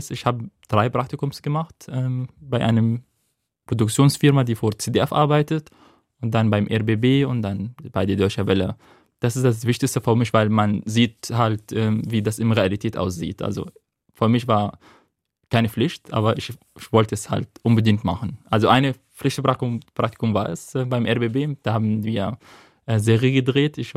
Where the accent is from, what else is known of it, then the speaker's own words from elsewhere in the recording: Syria; German is a second language; Und dann habe ich mich vorgestellt … ich komme aus Syrien.